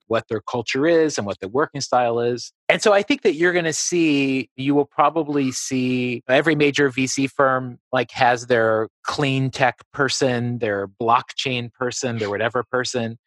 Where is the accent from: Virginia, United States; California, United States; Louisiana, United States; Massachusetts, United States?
Virginia, United States; Appalachia, Southwest; moved away as an adult; also born or lived in New York; I grew up in Southwest Virginia in Appalachia